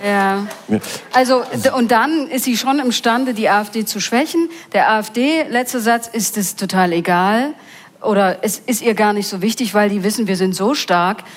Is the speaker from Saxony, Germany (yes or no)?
yes; Mulda, Saxony, Germany; ich komme aus Mulda